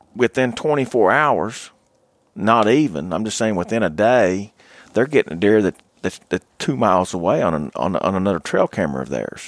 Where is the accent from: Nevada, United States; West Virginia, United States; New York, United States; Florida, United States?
West Virginia, United States; Logan County, Southern; I grew up in Southern West Virginia. Uh, I grew up in one of the only, uh, one of four bow hunting only counties. uh, in Logan County.